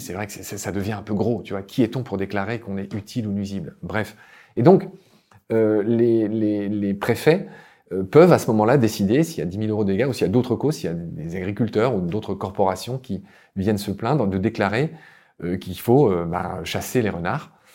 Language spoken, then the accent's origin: French; Lorraine, Grand Est, France; moved away as an adult; also born or lived in Egypt / Chile; dans ma région natale, la Lorraine